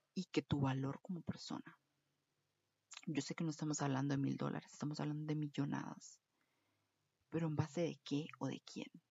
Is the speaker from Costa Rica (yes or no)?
yes; Costa Rica